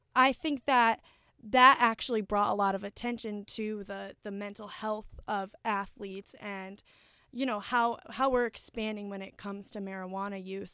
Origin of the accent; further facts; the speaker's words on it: Manchester, Connecticut, United States; my hometown, Manchester, Connecticut